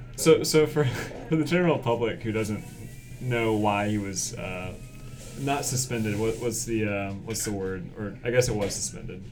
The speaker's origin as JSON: {"language": "English", "town": "Winston-Salem", "region": "North Carolina", "country": "United States", "said": "I'm from Winston Salem"}